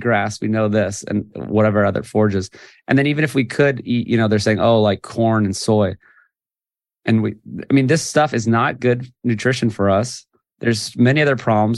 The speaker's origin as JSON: {"language": "English", "region": "Hawaii", "country": "United States", "tie": "born or raised there", "said": "I'm from Hawaii, born and raised."}